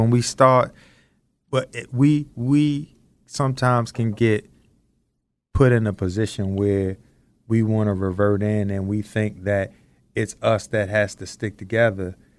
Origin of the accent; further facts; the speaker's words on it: Baltimore, Maryland, United States; also born or lived in Randallstown, Maryland; growing up in Baltimore, Maryland in the 70s